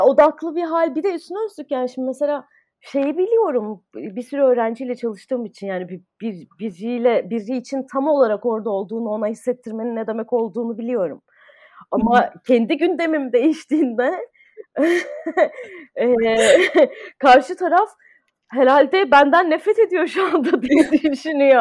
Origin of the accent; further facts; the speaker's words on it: Ankara, Turkey; moved away as an adult; also born or lived in United States; now in Istanbul, Turkey; ben Ankara'da doğdum. Ee, lise sona kadar Ankara'daydım.